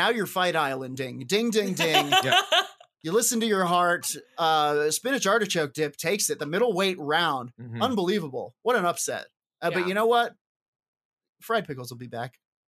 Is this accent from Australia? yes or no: no; United Kingdom; I love mozzetta, pickled onions, because I'm very British.